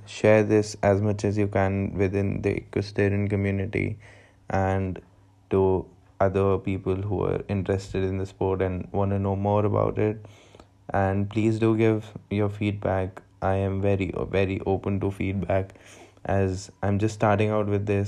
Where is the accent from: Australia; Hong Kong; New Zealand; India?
India; I'm from India